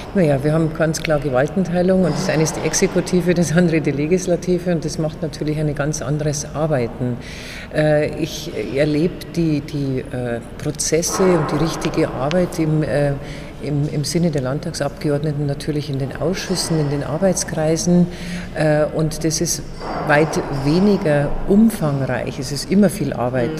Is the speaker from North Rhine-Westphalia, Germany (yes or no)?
no; Erding district, Bavaria, Germany; Ich komme aus dem Landkreis Erding, ein sehr wirtschaftsstarker Standort.